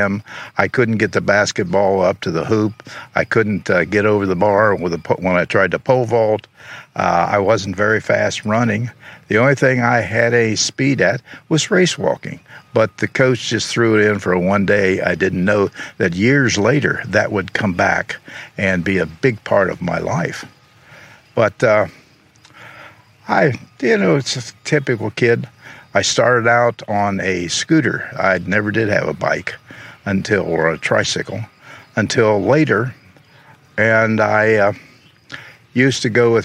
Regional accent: Xenia, Ohio, United States; also born or lived in Marysville, Ohio / Columbus, Ohio / New York City / Toledo, Ohio; I grew up here in Xenia.

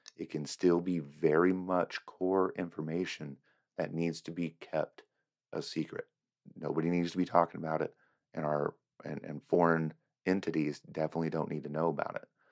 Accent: United States; as an American

